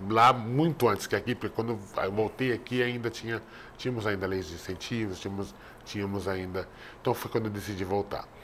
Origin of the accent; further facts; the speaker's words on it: Spain; first language Spanish; Portuguese is a second language; now in São Paulo, Brazil; que é o meu idioma, que é a língua que eu aprendi, que eu cresci falando. Eu posso ir para qualquer momento ir para a Espanha, voltar para a Espanha, que eu tenho dupla cidadania